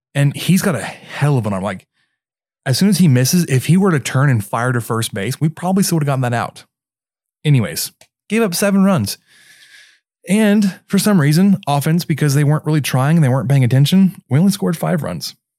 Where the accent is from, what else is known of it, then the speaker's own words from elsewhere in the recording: Mesquite, Texas, United States; also born or lived in Germany; based in Mesquite, which is my hometown